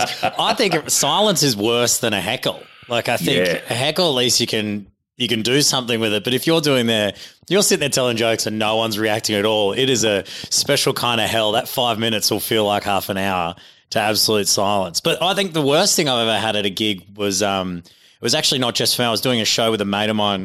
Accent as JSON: {"language": "English", "country": "Tonga", "tie": "born or raised there", "moved": "yes", "lives_now": "Australia", "said": "I was born in Tonga. So gotcha. I grew up around Tongans when I was just a kid."}